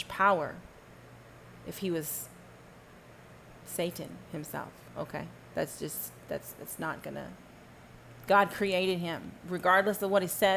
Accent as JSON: {"language": "English", "region": "Texas", "country": "United States", "said": "I'm from Texas"}